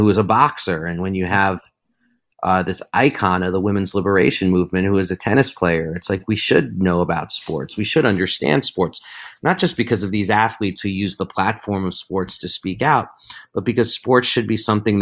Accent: New York City, New York, United States; I grew up in New York City

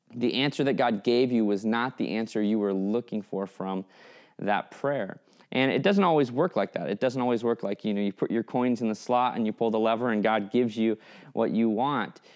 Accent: Fairbanks, Alaska, United States; I grew up in Fairbanks, Alaska, which is hundreds of miles from the nearest shore

